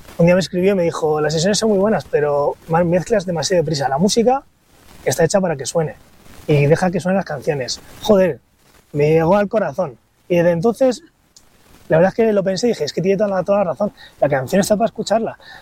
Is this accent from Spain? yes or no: yes; Santander, Cantabria, Spain; now in Madrid, Spain; Yo soy de Santander y en Santander eh, no había Zara y estas cosas